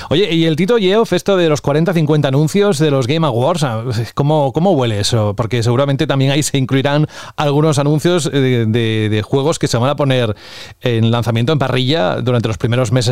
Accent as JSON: {"language": "Spanish", "country": "Spain", "said": "Mi tierra es la piel de toro"}